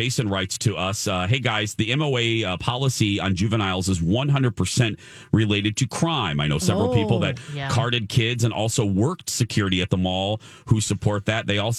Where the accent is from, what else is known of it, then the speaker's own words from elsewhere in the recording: Indiana, United States; moved away; my home state of Indiana.